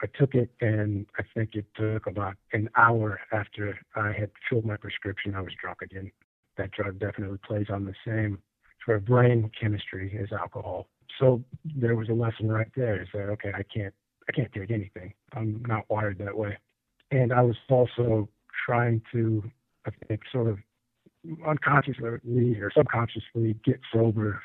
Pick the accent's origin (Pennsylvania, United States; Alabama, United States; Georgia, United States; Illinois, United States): Illinois, United States; moved away as an adult; now in North Carolina, United States; I'm originally from Illinois and moved to the foothills in here in North Carolina. Been here about 6 years or so.